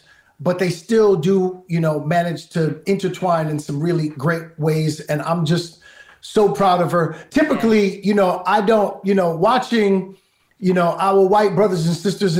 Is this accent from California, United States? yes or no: no; New York City, New York, United States; I grew up in Brooklyn. I grew up fighting every day